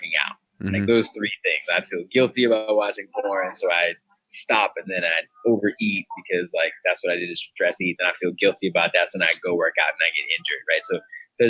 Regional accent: Broadnax, Virginia, United States; moved away as an adult; also born or lived in Alexandria, Virginia; we moved when I was one back to Broadnax. Town probably has, 327 people at the highest. And yeah, that's where I was from.

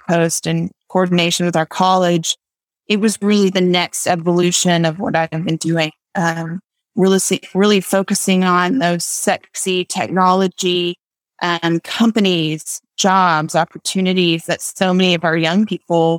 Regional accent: West Texas, United States; also born or lived in Amarillo, Texas; I grew up here in West Texas

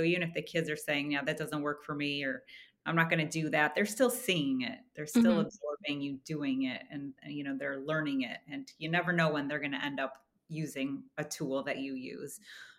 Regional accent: Midwest, United States; You know, growing up in the Midwest in the 80s, like nutrition and organic, perhaps it was there, but I didn't see it, right? I didn't grow up with that.

